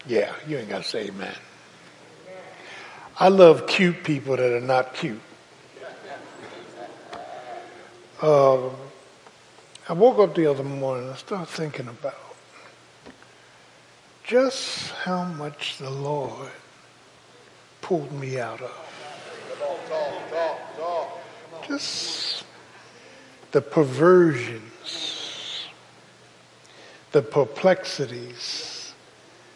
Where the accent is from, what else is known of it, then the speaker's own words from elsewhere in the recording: Philadelphia, Pennsylvania, United States; people I grew up with in South Philly